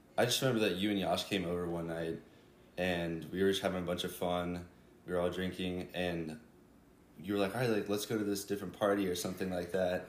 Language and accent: English; Jacksonville, Florida, United States; I'm from Jacksonville, Florida, and I live right by the beach in a place called Ponte Beach